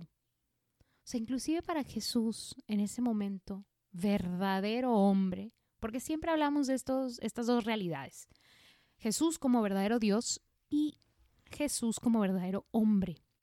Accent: Mexico; aquí en México yo me acuerdo que de niños nos llevaban al museo

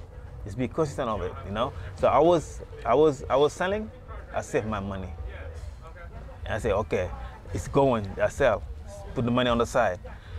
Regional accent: Senegal; also born or lived in Washington, D.C., United States; now in Los Angeles, United States; From Senegal. I mean, I moved here from Washington, D.C.

